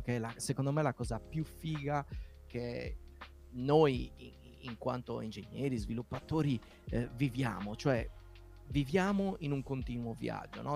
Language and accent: Italian; Nuoro, Sardinia, Italy; accent: Sardinian; nella città da dove vengo io, Nuoro